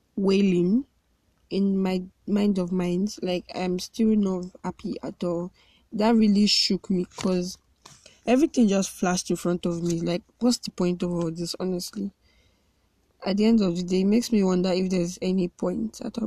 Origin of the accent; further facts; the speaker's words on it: Nigeria; I love being a Nigerian